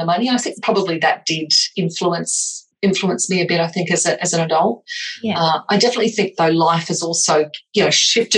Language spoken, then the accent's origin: English; Australia; also born or lived in England; I was born in England, and my parents immigrated over to Australia when I was about 5 or 6